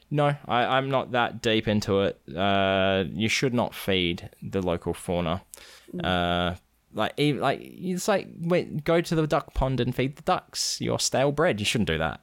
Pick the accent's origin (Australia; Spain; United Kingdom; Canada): Australia; now in United States; I'm actually from Australia